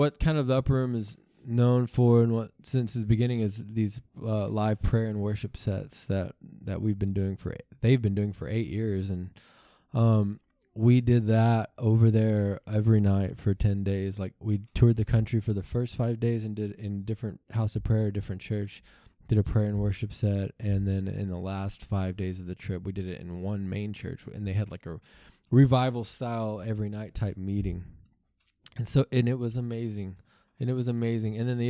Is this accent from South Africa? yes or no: yes; South Africa; born there; I was born in South Africa, and they were missionaries.